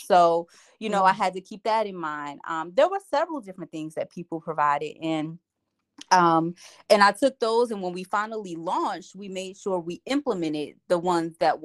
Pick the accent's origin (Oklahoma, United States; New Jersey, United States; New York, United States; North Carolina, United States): New Jersey, United States; Asbury Park; I grew up in Asbury Park, New Jersey